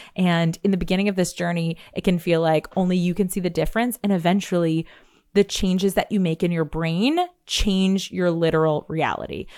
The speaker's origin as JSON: {"language": "English", "region": "New York", "country": "United States", "said": "I'm a New Yorker. I say, like, you guys"}